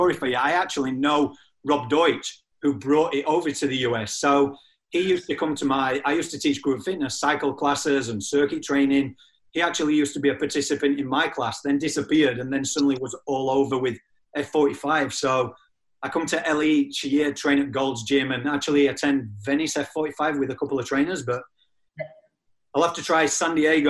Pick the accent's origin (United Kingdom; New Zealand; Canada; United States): United Kingdom; England; moved away; also born or lived in Australia; Mine's a little bit all over the spot because I'm originally from England, but lived in Australia for 17 years.